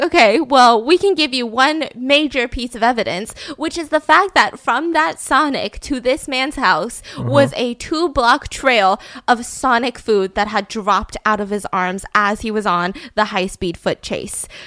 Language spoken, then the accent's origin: English; United States; I am an American citizen, born and raised